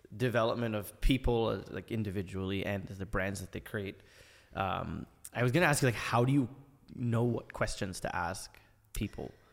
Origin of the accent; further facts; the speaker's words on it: Ottawa, Ontario, Canada; I tell people I'm from Canada. Oh, Montreal, Toronto? I'm like, no, no, Ottawa, like, the capital of the country.